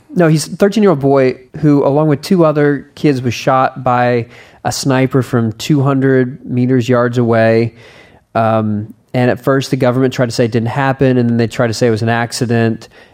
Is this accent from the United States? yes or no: yes; United States; I'm an American